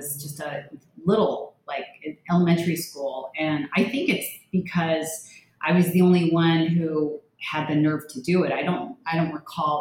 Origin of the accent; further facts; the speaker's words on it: Thousand Oaks, California, United States; now in Miami Beach, United States; I grew up in the LA area, just kind of north of probably where you're at in Thousand Oaks